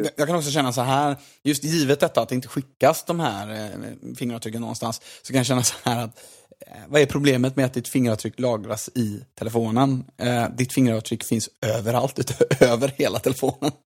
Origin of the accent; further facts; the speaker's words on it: Gothenburg, Västra Götaland, Sweden; som göteborgare